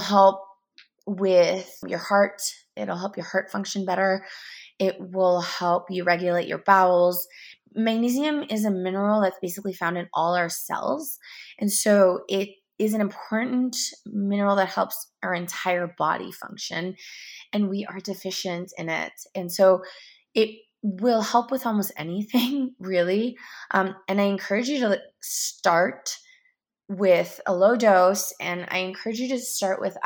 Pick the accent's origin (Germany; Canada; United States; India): Canada; also born or lived in Toronto; I'm from Canada